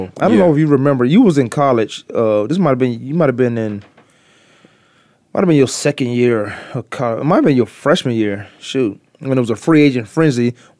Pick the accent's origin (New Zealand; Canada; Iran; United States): United States; Virginia; I used to be a Dallas Cowboys fan growing up in Virginia.